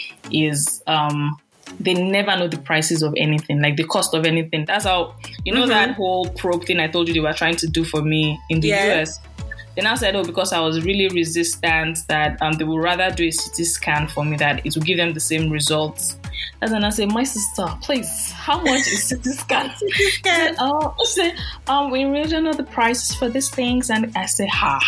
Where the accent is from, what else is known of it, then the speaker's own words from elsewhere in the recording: Nigeria; moved away as an adult; now in United States; I'm Nigerian.